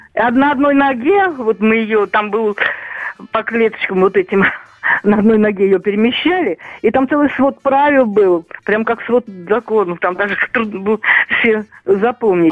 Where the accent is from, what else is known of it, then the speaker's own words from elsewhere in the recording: Chekhov, Moscow Oblast, Russia; moved away; also born or lived in Odintsovo; я переехала в Одинцово из Чехова